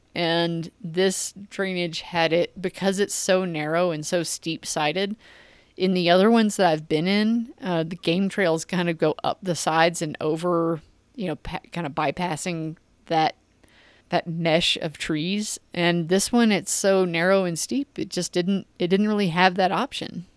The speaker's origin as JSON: {"language": "English", "country": "United States", "said": "I'm American"}